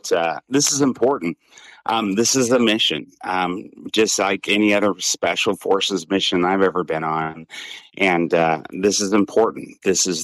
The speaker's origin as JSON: {"language": "English", "town": "Seattle", "region": "Washington", "country": "United States", "tie": "born or raised there", "said": "she moved us to Seattle, Washington when I was 7. I was raised in Seattle, Washington."}